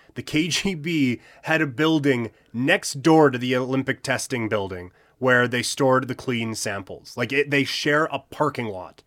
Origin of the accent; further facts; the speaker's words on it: southern Saskatchewan, Canada; now in Alberta, Canada; my, my hometown, is, like, the biggest of the small towns in southern Saskatchewan